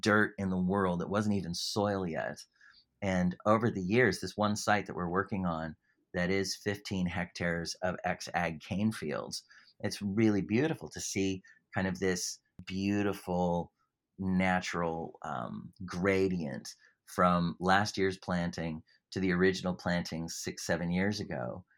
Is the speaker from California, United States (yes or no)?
yes; California, United States; moved away as an adult; now in Australia; I'm from California, and, uh, I can't, I can't shake the accent